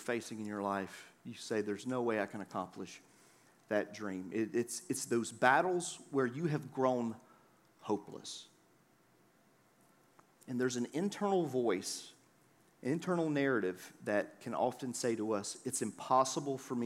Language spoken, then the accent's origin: English; the South, United States; I grew up in the South